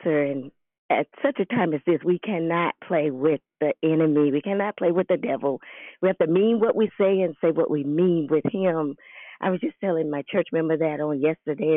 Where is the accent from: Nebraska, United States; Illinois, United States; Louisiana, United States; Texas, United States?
Louisiana, United States; New Orleans; I'm from New Orleans